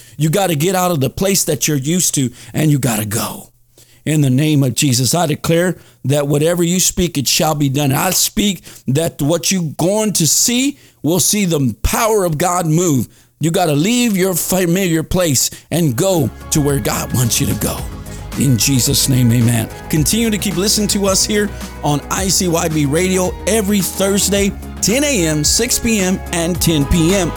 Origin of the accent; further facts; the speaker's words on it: Dallas, Texas, United States; moved away; Dallas, my hometown